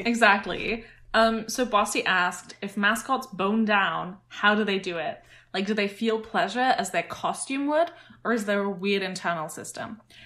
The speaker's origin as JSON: {"language": "English", "country": "United Kingdom", "said": "as a British person now"}